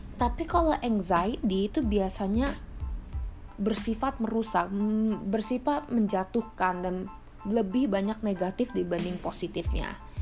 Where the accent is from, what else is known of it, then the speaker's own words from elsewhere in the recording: Indonesia; kita sering orang Indonesia